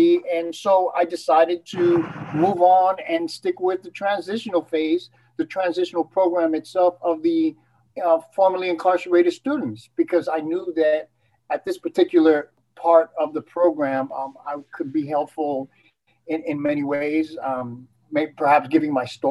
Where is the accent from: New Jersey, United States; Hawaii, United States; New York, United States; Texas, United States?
New York, United States; New York City; also born or lived in Puerto Rico; I was born in Puerto Rico, and I moved to New York City when I was 2